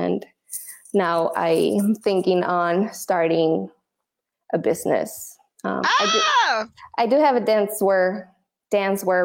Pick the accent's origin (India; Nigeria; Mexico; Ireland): Mexico; Tijuana, Baja California; also born or lived in San Diego; I was born in San Diego, but I was raised in Tijuana. So I'm bilingual.